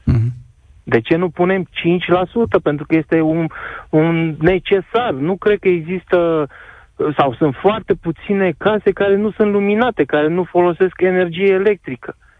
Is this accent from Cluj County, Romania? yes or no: no; Constanța, Constanța County, Romania; eu sunt din Constanța și chiar lucrez pe litoralul mm. românesc